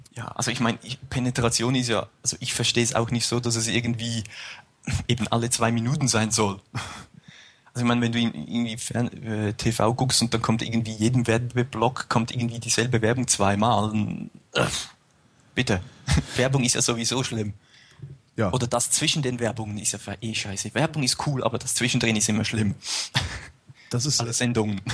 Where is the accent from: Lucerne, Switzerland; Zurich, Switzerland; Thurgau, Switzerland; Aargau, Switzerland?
Zurich, Switzerland; near; moved away as an adult; now in St. Gallen, Switzerland; ich komme ursprünglich aus der Nähe von Zürich